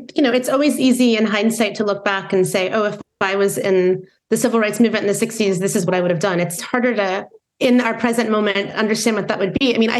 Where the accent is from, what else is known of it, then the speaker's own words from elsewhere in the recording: Midwest, United States; growing up in the Midwest, where it was certainly uncommon for people around me to identify as progressive politically